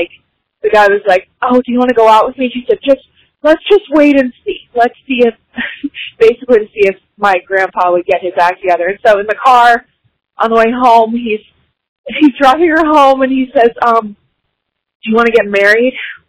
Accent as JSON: {"language": "English", "town": "Rickseyville", "region": "Virginia", "country": "United States", "said": "I'm from Rickseyville, Virginia."}